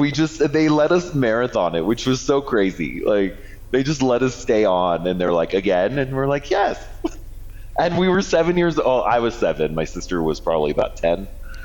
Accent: Toronto, Ontario, Canada; So I grew up in a suburb of Toronto, Canada. And my home park was Canada's Wonderland.

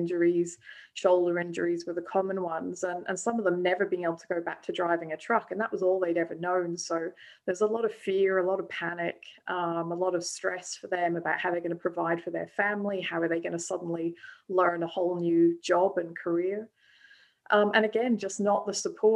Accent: Scotland, United Kingdom; moved away as an adult; also born or lived in South Africa / Australia; now in Melbourne, Australia; I was born in South Africa, but raised in Scotland from a young age, and moved out to Australia 18 years ago

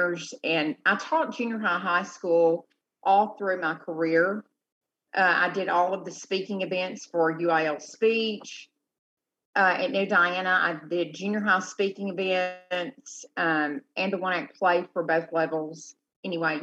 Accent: Gilmer, Texas, United States; also born or lived in Hempstead, Texas; I'm from Gilmer, which is in Northeast Texas, home of the Buckeyes

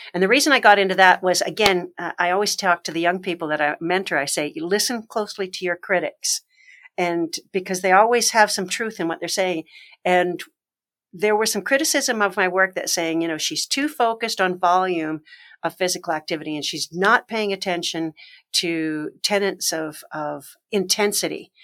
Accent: Canada; moved away; also born or lived in Alberta / Nova Scotia / Ontario; I'm originally Canadian.

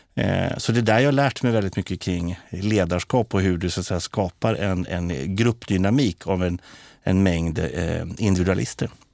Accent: Katrineholm, Södermanland, Sweden; när jag växte upp i Katrineholm

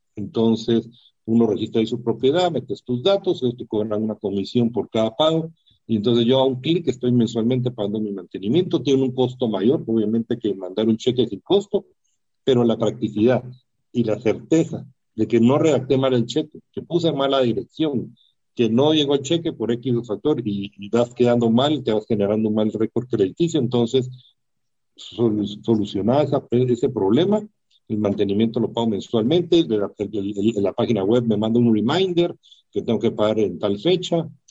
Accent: Guatemala; yo como guatemalteco, inversionista

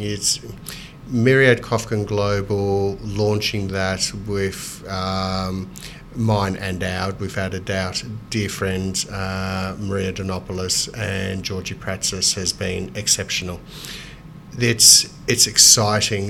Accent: Melbourne, Victoria, Australia; growing up in Moonee Ponds, which was a very diverse suburb and very multicultural suburb

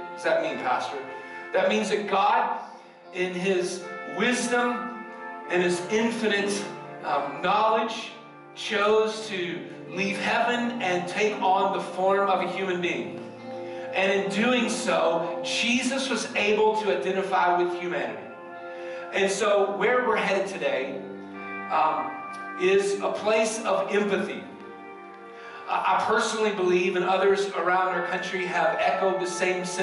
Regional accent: the South, United States; I grew up in the South in 1968

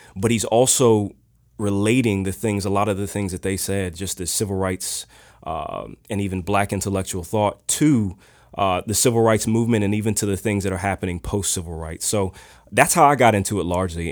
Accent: Richmond, Virginia, United States; Richmond native, both myself and my wife, Tiffany

